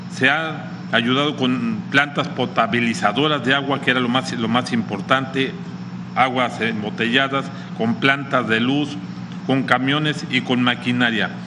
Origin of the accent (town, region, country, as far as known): Mexico